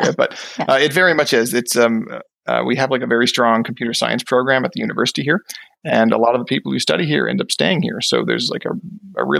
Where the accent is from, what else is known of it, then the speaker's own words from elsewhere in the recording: Newfoundland and Labrador, Canada; moved away as an adult; now in Fredericton, Canada; I'm personally from Newfoundland. I grew up in Newfoundland. Maybe you can hear a little bit of the accent in my voice